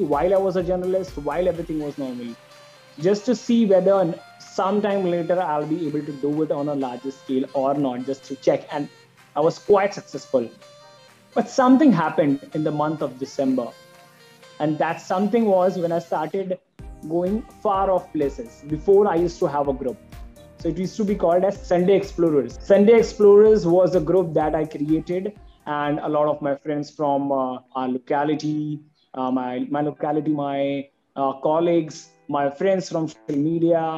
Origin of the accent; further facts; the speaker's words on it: Mumbai, Maharashtra, India; I was from Mumbai